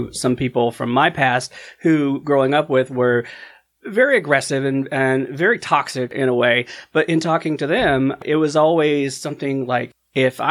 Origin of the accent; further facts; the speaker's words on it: the South, United States; we grew up in the South